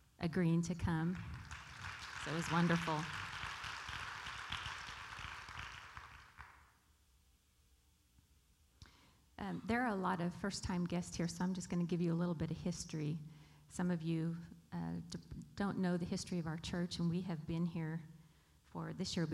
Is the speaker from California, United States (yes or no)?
yes; Bakersfield, California, United States; also born or lived in Arizona / North Dakota; I was born here in Bakersfield and lived all of my life except for 7 years, moved away when my dad pastored in Arizona for 5, and then when I got married, moved away to North Dakota for 2 years